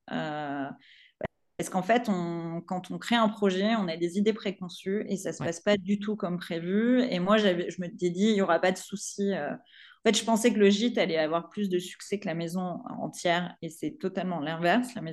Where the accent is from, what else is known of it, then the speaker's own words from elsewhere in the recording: Provence-Alpes-Côte d'Azur, France; born there; je suis née en Provence, hein, je, suis, je suis amoureuse de ma région.